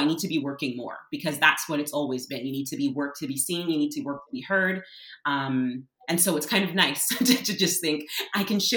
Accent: Canada; as a Canadian, and what it means to be on this land, and having been born in this place

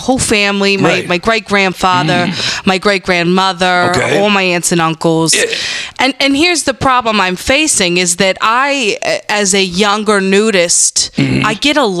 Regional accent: New Jersey, United States; I'm from New Jersey.

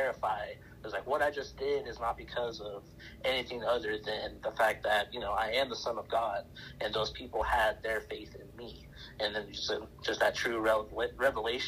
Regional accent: Cheyenne Wells, Colorado, United States; also born or lived in Montrose, Colorado; we moved from Montrose, Colorado on the western slope to Cheyenne Wells, which is on, you know, the eastern plains

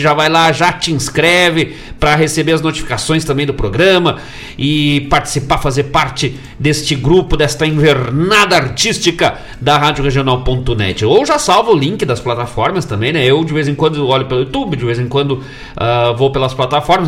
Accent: Gaúcho, Rio Grande do Sul, Brazil; como nascemos gaúcho

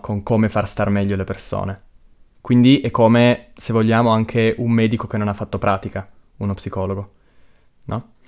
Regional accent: Pino Torinese, Piedmont, Italy; Io sono di Pino

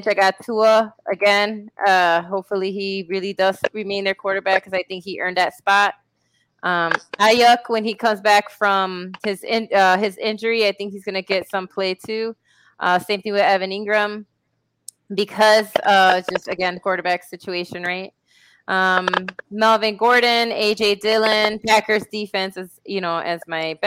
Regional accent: Puerto Rico; my hometown in Puerto Rico

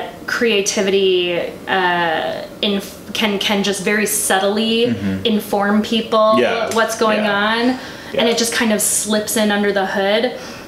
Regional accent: California, United States; I'm from California

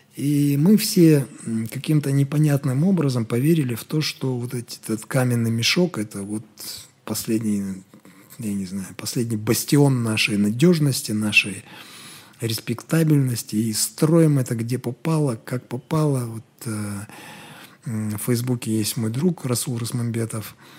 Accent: Kazakhstan; мы казахи

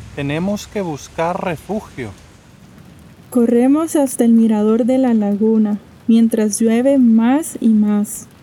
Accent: Costa Rica; soy de Costa Rica

